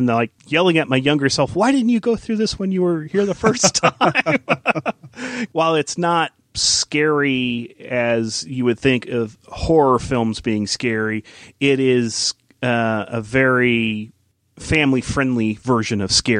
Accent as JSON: {"language": "English", "region": "Midwest", "country": "United States", "tie": "born or raised there", "said": "You know, I grew up in the Midwest, and it's sort of a rite of passage."}